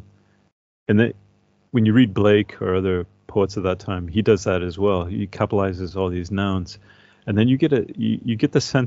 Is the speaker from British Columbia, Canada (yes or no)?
no; Northern Ontario, Canada; moved away; in my hometown back in Canada, there's massive used bookstore